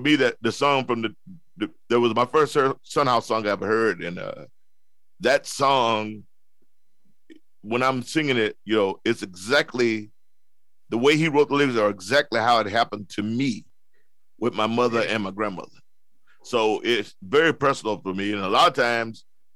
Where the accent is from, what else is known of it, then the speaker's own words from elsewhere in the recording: the South, United States; moved away; also born or lived in Los Angeles; I'm from the South. That's where I was brought up